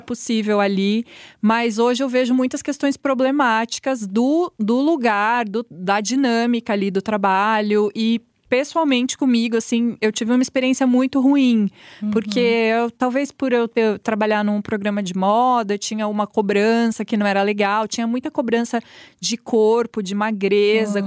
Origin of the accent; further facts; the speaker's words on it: Araraquara, São Paulo, Brazil; moved away as an adult; now in São Paulo, Brazil; eu sou de Araraquara, né, então me mudei